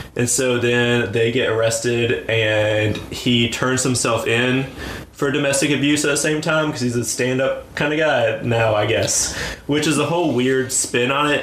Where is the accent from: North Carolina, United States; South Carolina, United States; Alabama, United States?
North Carolina, United States; rural; my home state, growing up in rural North Carolina